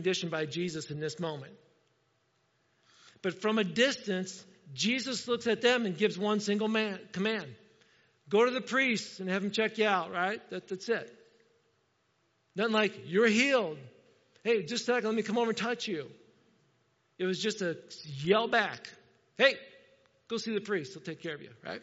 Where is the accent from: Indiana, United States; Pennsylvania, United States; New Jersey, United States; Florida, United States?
Indiana, United States; moved away; I'm from Indiana